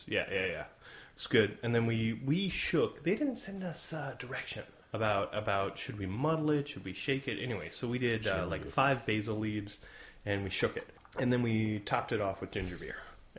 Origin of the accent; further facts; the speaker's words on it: United States; as a kid growing up in America